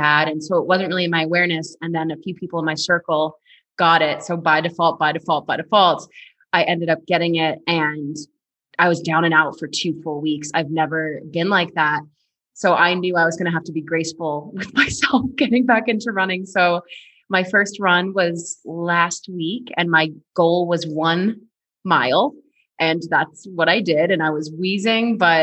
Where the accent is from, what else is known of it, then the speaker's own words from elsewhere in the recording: Boston, Massachusetts, United States; moved away as an adult; now in Colorado, United States; I am from Boston originally